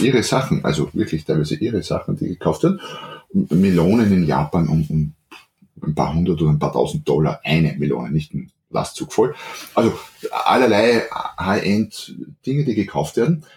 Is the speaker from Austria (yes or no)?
yes; Austria; accent: Austrian; ich bin Österreicher, wie man hört, deswegen auch südlich von Wien